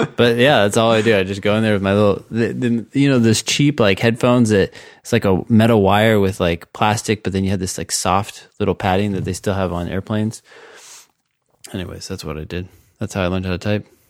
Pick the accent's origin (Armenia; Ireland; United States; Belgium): United States; Cupertino, California; also born or lived in Palo Alto; I grew up in Cupertino and then Palo Alto